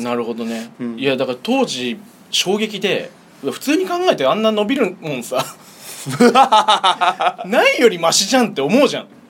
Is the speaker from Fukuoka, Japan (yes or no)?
no; Fussa, Tokyo, Japan; フッサ出身